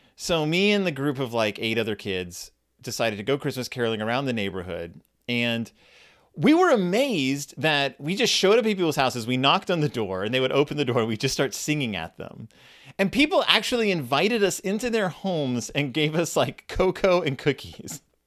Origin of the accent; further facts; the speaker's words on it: Texas, United States; I grew up in Texas